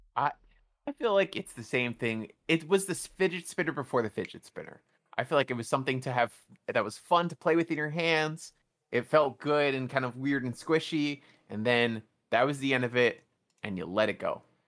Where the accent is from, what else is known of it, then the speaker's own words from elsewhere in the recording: New York City, New York, United States; I grew up in New York City